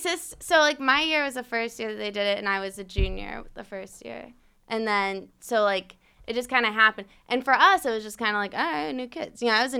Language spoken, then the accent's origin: English; Avon, Connecticut, United States; I grew up in Avon.